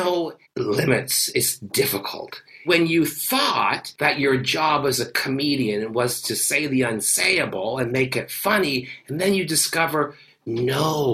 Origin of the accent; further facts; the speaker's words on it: Canada; I come from a socialist country